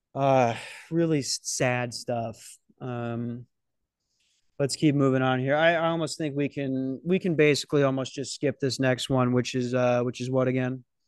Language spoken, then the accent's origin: English; Minnesota, United States; I'm from Minnesota